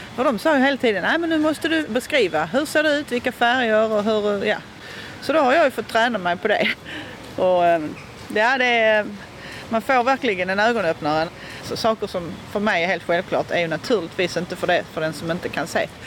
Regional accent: Malmö, Skåne, Sweden; de första sju åren så växte jag upp på Edvard Lindahlsgatan

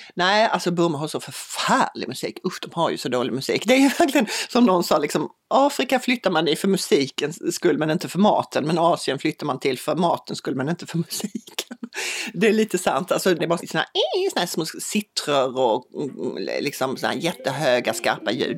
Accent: Lund, Skåne, Sweden; moved away as an adult; also born or lived in Bangladesh / Myanmar; min dotter går i en skola här i Lund där hennes storebror har gått, hennes morfar gick där, hennes morbröder gick där, jag råkade gå på en annan skola.

